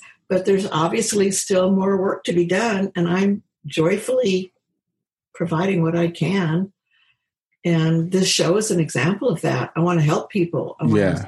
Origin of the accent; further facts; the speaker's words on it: Kansas, United States; moved away as an adult; also born or lived in Seattle; I'm from Kansas, grounded.